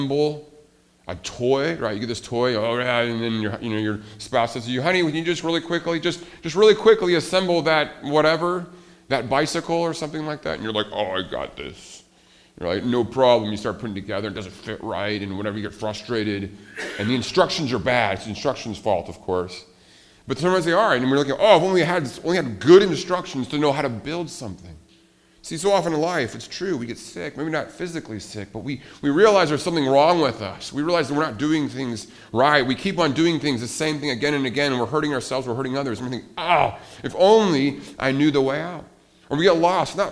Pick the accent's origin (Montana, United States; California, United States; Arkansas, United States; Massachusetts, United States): Montana, United States; I grew up in Montana